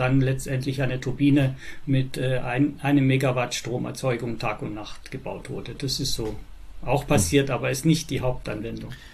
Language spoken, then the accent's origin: German; Innsbruck, Tyrol, Austria; now in Germany; also gebürtig bin ich aus Österreich in Innsbruck. Mittlerweile bin ich 66 Jahre alt, wohne jetzt in Deutschland